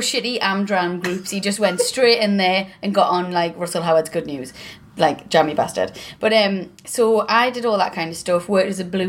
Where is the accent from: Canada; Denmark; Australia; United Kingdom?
United Kingdom; South Shields, North East England; Both we're literally both from South Shields. Both still live there.